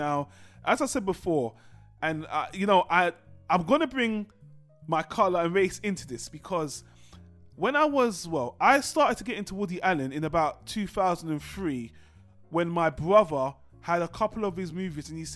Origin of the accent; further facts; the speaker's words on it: United Kingdom; I'm British